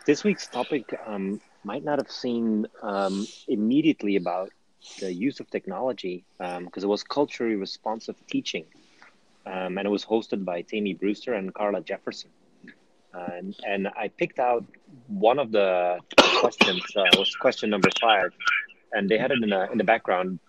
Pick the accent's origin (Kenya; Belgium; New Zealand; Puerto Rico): Belgium; Flanders; moved away as an adult; now in United States; my hometown, which is at the Dutch border